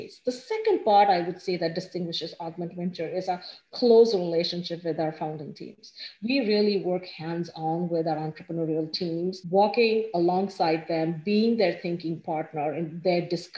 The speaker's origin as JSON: {"language": "English", "country": "India", "tie": "born or raised there", "moved": "as an adult", "lives_now": "Ann Arbor, United States", "said": "I grew up in India, went to school there"}